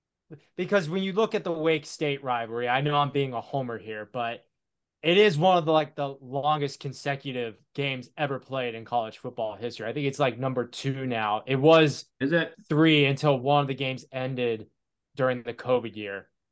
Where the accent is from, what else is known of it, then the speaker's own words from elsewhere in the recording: Winston-Salem, North Carolina, United States; I grew up in Winston-Salem.